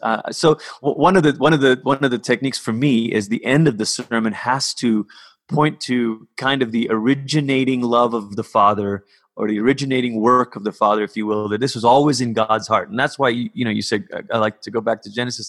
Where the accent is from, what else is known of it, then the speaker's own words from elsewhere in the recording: Malaysia; I grew up in Malaysia.